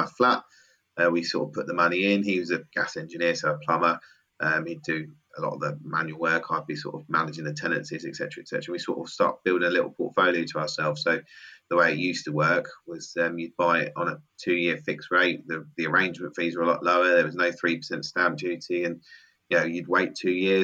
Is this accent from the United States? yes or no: no; Milton Keynes, South East England, United Kingdom; Milton Keynes, my hometown